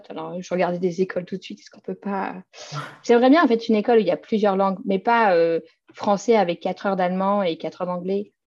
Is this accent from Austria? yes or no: yes; Innsbruck, Tyrol, Austria; French is a second language; now in Vienna, Austria; Euh, je ne me verrais pas habiter ailleurs en Autriche, de toute façon. je viens d'Innsbruck, mais je ne me verrais pas retourner.